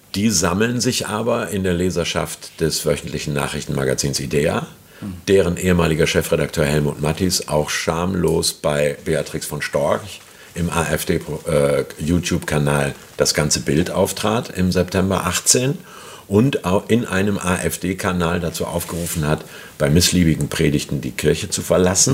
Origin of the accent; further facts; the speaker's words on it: Hamburg, Germany; muss ich als Hamburger sagen